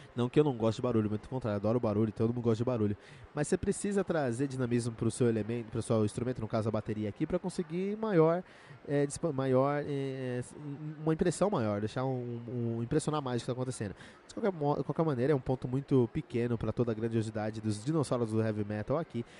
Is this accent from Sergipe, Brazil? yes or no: no; Cotia, São Paulo, Brazil; born or raised there